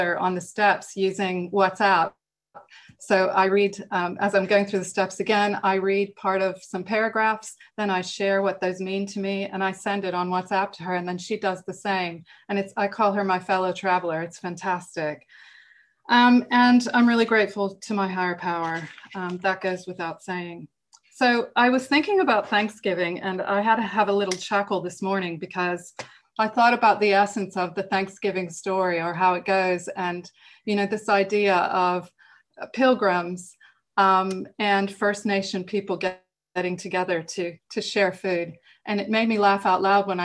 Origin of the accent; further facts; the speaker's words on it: United States; moved away as an adult; now in England, United Kingdom; I'm American, and I grew up in America, but I've lived in England longer than I lived in America now